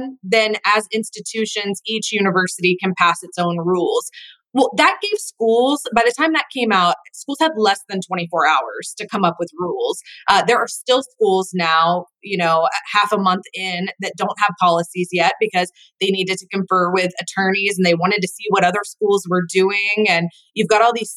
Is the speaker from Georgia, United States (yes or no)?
yes; Atlanta, Georgia, United States; I grew up in Atlanta